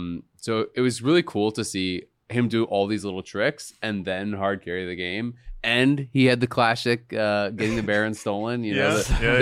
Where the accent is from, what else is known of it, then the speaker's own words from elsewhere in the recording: Canada; now in United States; I'm Canadian.